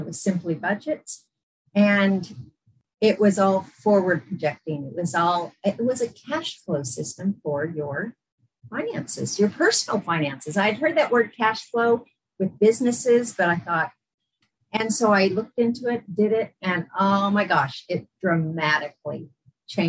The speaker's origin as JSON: {"language": "English", "town": "San Diego", "region": "California", "country": "United States", "tie": "born or raised there", "also_born_or_lived": "Las Vegas, Nevada / England / Utah", "moved": "as an adult", "lives_now": "Brisbane, Australia", "said": "I grew up in San Diego. So I was in San Diego for 21 years."}